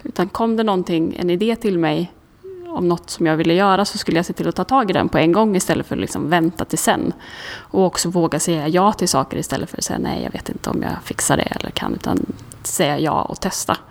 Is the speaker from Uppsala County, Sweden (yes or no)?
no; Karlstad, Värmland, Sweden; moved away as an adult; now in Stockholm, Sweden; jag kommer från Karlstad från början, flyttade till Stockholm när jag var 18